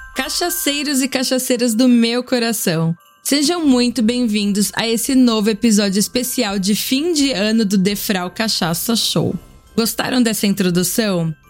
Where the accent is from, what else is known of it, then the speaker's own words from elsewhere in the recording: Brazil; now in Austria; Sou brasileira, importo e vendo cachaça desde 2017 na Europa